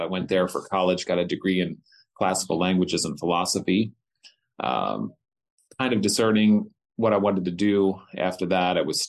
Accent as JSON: {"language": "English", "town": "East Berlin", "region": "Pennsylvania", "country": "United States", "tie": "born or raised there", "lives_now": "Hanover, United States", "said": "I was born here in Hanover, where I live now. I grew up in East Berlin and went to Bermudian Springs School."}